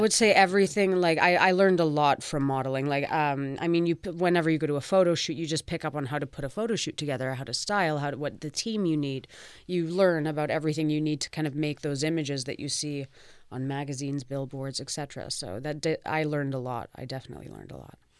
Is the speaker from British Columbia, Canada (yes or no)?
yes; Vancouver, British Columbia, Canada; now in Toronto, Canada; I was born and raised in Vancouver, so I'm a full West Coaster